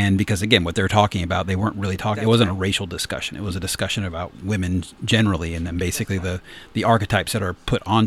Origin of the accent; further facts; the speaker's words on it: the South, United States; I grew up in the South as well